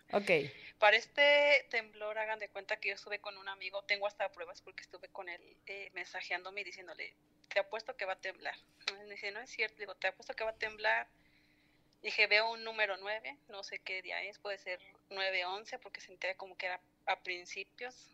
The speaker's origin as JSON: {"language": "Spanish", "region": "Michoacán", "country": "Mexico", "said": "soy de Michoacán."}